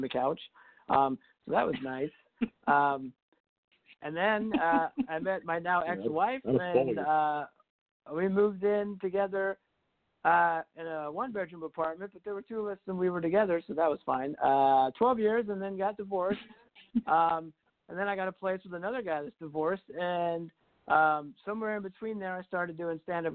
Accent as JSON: {"language": "English", "town": "Huntsville", "region": "Alabama", "country": "United States", "tie": "born or raised there", "also_born_or_lived": "Athens, Alabama", "said": "I was born there, but I moved to Huntsville when I was 3. So technically, I just normally say I'm from Huntsville"}